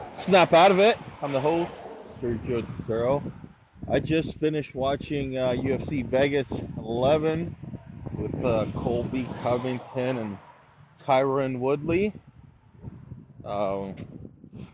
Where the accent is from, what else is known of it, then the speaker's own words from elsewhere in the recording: Canada; as a Canadian